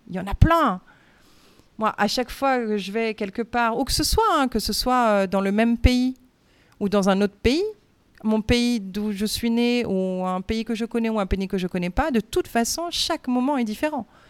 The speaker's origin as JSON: {"language": "French", "country": "France", "moved": "yes", "said": "je suis française"}